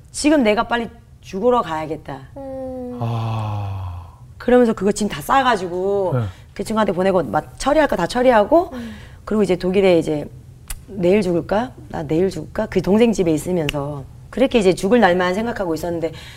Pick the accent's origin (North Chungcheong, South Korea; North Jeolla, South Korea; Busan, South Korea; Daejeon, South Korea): North Jeolla, South Korea; Gunsan; now in Seoul, South Korea; 제가 원래 군산 출신이거든요.